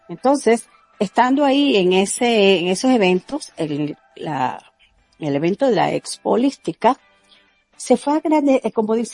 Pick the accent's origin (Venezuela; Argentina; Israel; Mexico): Venezuela; moved away as an adult; soy de Venezuela. Mm, me vine de Venezuela ya con estos conocimientos, estos estudios y esta práctica de un curso de milagros.